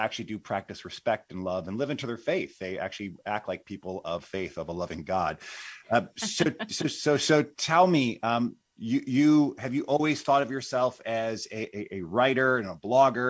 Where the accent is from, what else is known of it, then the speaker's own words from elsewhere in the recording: Illinois, United States; I'm an Illinoian